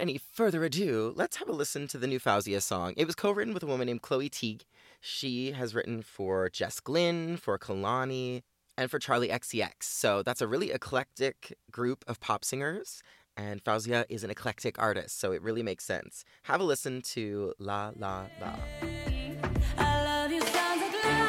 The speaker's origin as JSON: {"language": "English", "town": "Carman", "region": "Manitoba", "country": "Canada", "tie": "born or raised there", "moved": "yes", "said": "They ended up living in a town called Carmen, Manitoba, which, you guessed it, my hometown."}